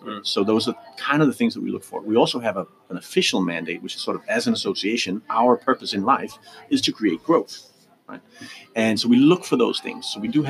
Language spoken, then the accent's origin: English; Denmark; moved away; also born or lived in Canada; So I am Danish, or I was born in Denmark, but I lived, you know, by far most of my life outside of the Copenhagen town and Denmark, and I've so I've been educated abroad.